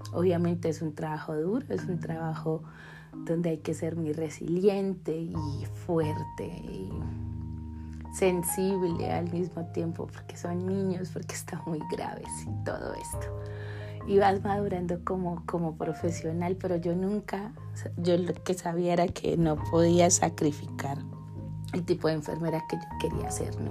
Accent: Colombia; en mi país Colombia generalmente tenemos 10 semestres

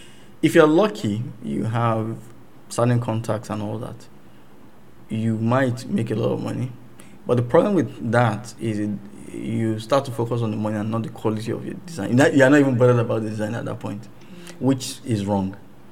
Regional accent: England, United Kingdom; born there; I was born in England.

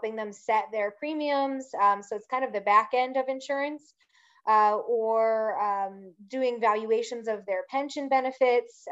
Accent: outside of Philadelphia, Pennsylvania, United States; moved away; also born or lived in Virginia; I grew up outside of Philadelphia

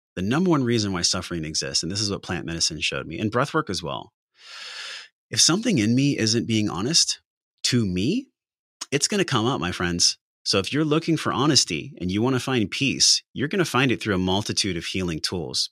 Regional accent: La Mesa, California, United States; I came from La Mesa, California, which is flatbed hats, pickup trucks, and geriatrics

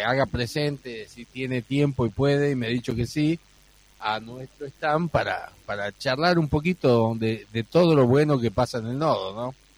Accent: Embarcación, Salta, Argentina; mi pueblo natal, de embarcación

